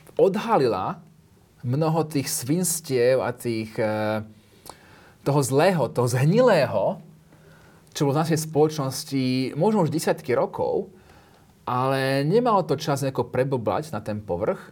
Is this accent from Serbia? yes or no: no; United Kingdom; moved away as an adult; also born or lived in London; now in Slovakia; keď som vyrastal v Británii